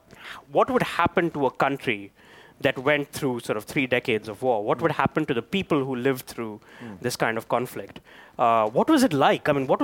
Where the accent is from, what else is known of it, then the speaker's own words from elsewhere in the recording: Chennai, Tamil Nadu, India; moved away; I grew up in the city of Madras, which is now called Chennai, which is in a state that speaks the Tamil language. The state is called Tamil Nadu.